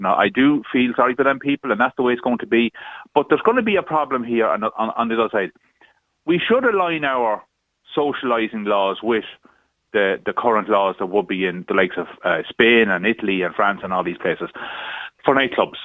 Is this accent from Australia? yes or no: no; County Cavan, Ulster, Ireland; I'm from County Cavan